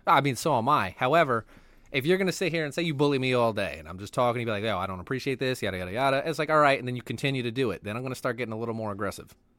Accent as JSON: {"language": "English", "country": "United States", "said": "I'm just American"}